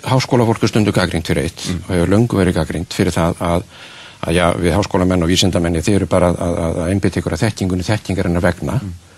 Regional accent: Iceland; við Íslendingar

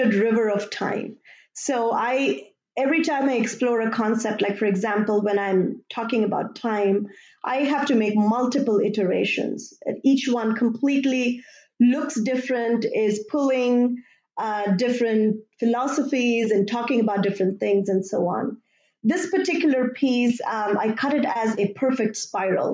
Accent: India; moved away; I grew up in India

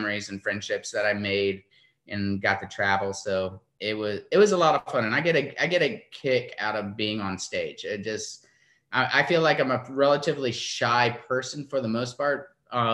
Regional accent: Florida, United States; our family's beach music growing up in Florida

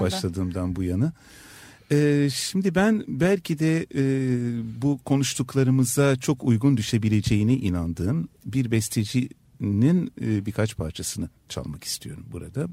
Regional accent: Istanbul, Turkey; first language Turkish, French, Ladino; İstanbul'da yaşamanın ne olduğunu biliyorum. Bir Türk olarak yaşamanın ne olduğunu biliyorum.

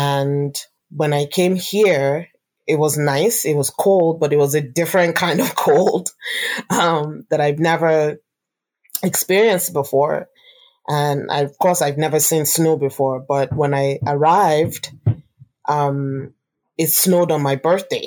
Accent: Nigeria; moved away as an adult; now in Yukon, Canada; I'm from Nigeria, West Africa, and I'm the first child and only daughter of my family.

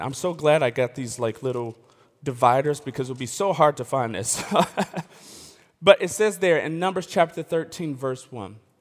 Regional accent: Elmhurst, Illinois, United States; I grew up in the West Suburbs. of Chicago. A, a, and I like to say I'm from Chicago. I can't really claim it because I'm from the west suburbs of Chicago. It's, it's, it's Elmhurst

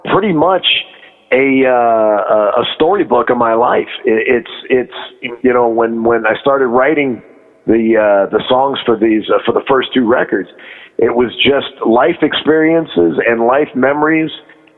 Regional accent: Richfield, Ohio, United States; also born or lived in Akron, Ohio / Detroit, Michigan; I grew up in Richfield, just where the old Coliseum used to be

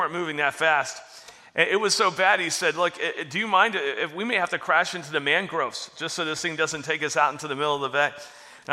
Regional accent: Florida, United States; I grew up in Florida, out in the bay

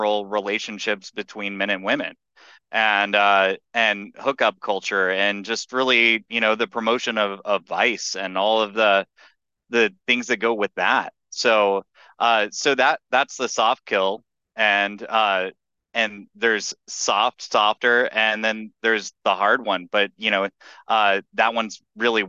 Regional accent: Texas, United States; I'm from Texas

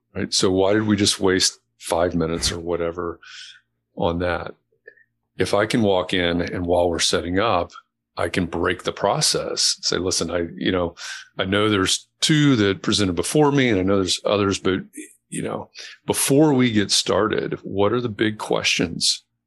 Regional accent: Chicago, Illinois, United States; also born or lived in Atlanta, Georgia; dad was transferred to Chicago when I was a kid, so I don't sound like I'm from Atlanta

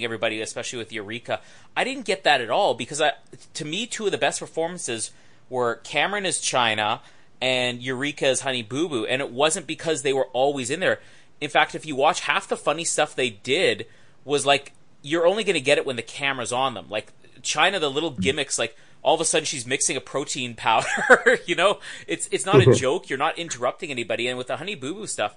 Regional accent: Canada; I'm Canadian

